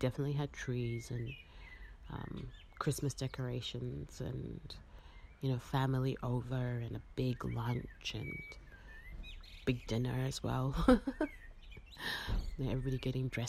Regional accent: Harare, Zimbabwe; now in Melbourne, Australia; I am a Karanga woman, born and raised in Harare, Zimbabwe, and now I'm living in so-called Melbourne, Australia

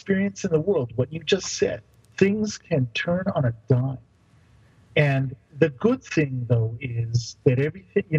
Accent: Canada; part of it is being Canadian

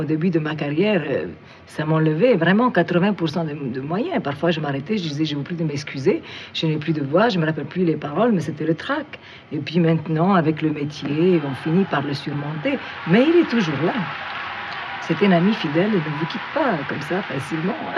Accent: Cairo, Cairo Governorate, Egypt; moved away as an adult; now in France; l'Égypte, le Caire, c'est le pays qui m'a donné le jour

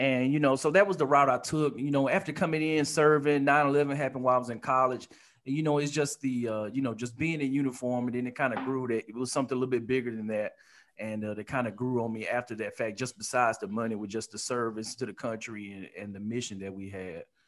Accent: Alabama, United States; also born or lived in Detroit, Michigan; born in Detroit, Michigan, stayed there for about eight years, then moved to Alabama, back where my dad was from.

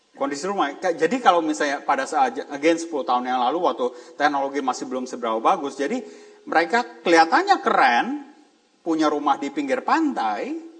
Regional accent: Jakarta, Indonesia; moved away; saya dari Jakarta

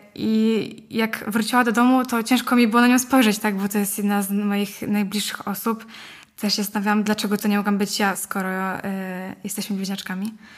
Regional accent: Łódź, Łódź Voivodeship, Poland; mam 16 lat, jestem z Łodzi

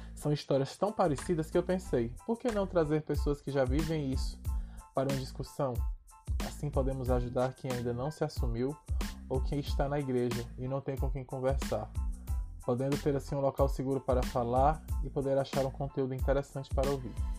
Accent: Ceará, Brazil; also born or lived in Caucaia, Ceará; nascido e criado no Ceará

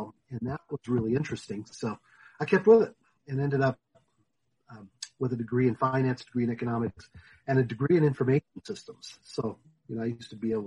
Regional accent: Denver, Colorado, United States; I grew up in the Denver area and have been here all my life

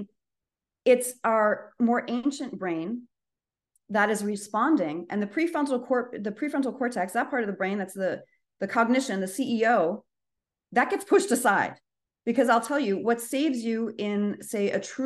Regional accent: United States; as an American

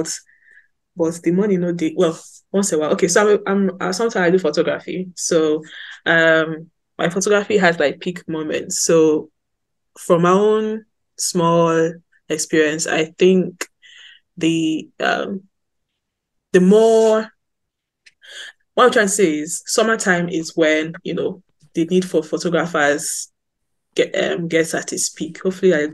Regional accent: Sapele, Delta, Nigeria; I'm actually sapele babe to the core

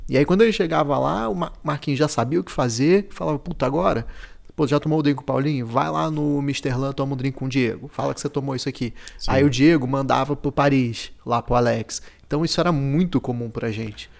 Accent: Brazil; Aí eu falei que era do, do Brasil

